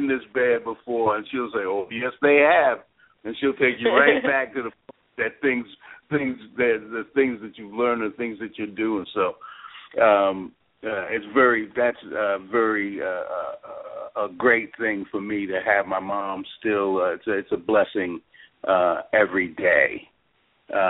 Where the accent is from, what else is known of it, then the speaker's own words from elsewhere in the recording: Port Washington, New York, United States; I grew up in Port Washington, Long Island